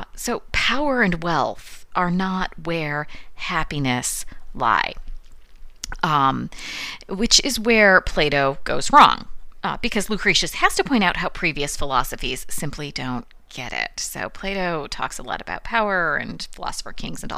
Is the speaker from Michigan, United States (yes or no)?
yes; Michigan, United States; We Michiganders